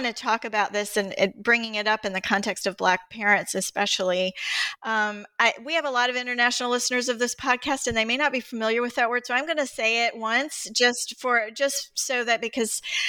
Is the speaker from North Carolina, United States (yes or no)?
yes; North Carolina, United States; I grew up in North Carolina